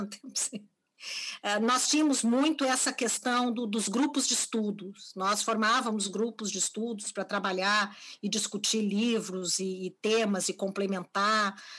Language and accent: Portuguese; Porto Alegre, Rio Grande do Sul, Brazil; nasci, vivo e trabalho em Porto Alegre, a partir de Porto Alegre, Rio Grande do Sul, onde construí minha trajetória